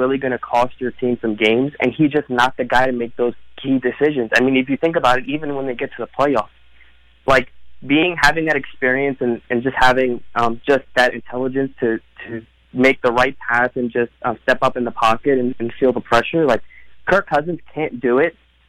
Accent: Philadelphia, Pennsylvania, United States; So I'm actually from Philly.

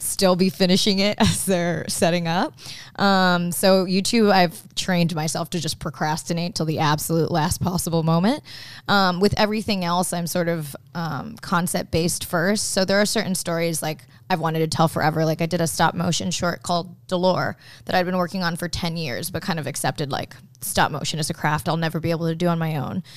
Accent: Okinawa, Japan; moved away; I grew up in Okinawa, which is more like hillbilly Japanese

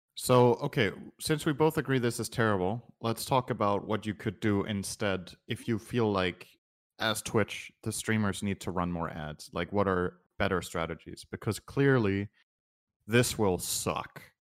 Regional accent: Denmark; I'm from Denmark.

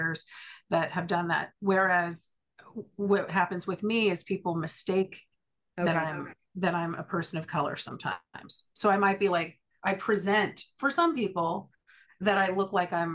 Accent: California, United States; now in East Coast, United States; I grew up in California. I'm a third generation Californian

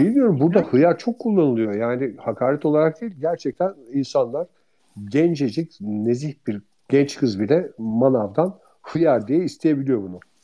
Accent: İzmir, Turkey; biz İzmirliler olarak

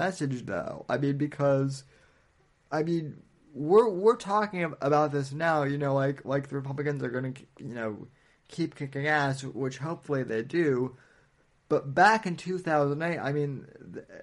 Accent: Colorado, United States; now in Florida, United States; I'm from Colorado originally before I moved to Florida

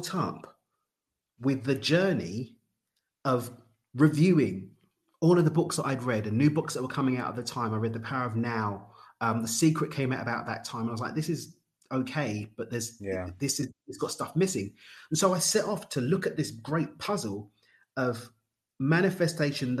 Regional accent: United Kingdom; now in Cabo San Lucas, Mexico; I'm not Australian. I'm actually from the UK.

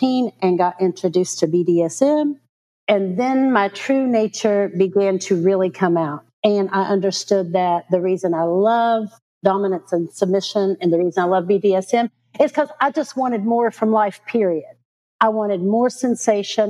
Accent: Lexington, Kentucky, United States; I'm originally from Lexington, Kentucky

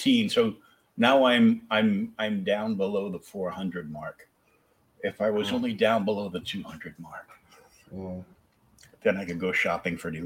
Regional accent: Rhode Island, United States; moved away; I was born in Rhode Island

